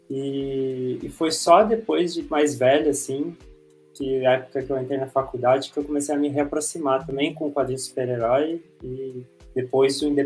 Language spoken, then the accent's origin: Portuguese; São Paulo, Brazil; sou de São Paulo